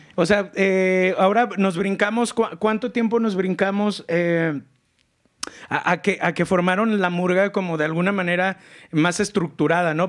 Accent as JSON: {"language": "Spanish", "town": "León", "region": "Guanajuato", "country": "Mexico", "said": "Yo soy un leonés bien pinche acá"}